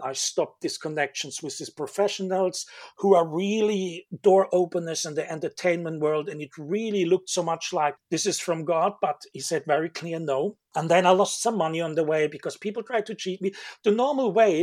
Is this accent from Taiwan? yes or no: no; Germany; moved away as an adult; now in Manchester, United Kingdom; I'm living now 17 years in Manchester, UK, in Europe, and um, originally I come from Germany